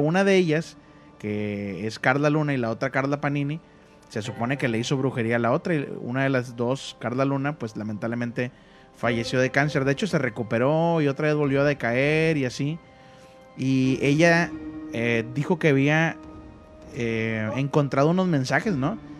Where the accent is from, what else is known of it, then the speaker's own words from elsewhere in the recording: Monterrey, Nuevo León, Mexico; como yo soy de Monterrey